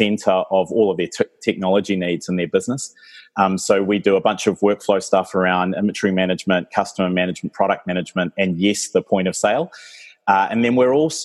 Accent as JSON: {"language": "English", "country": "New Zealand", "tie": "born or raised there", "also_born_or_lived": "Oxford, United Kingdom", "said": "I was born here in New Zealand"}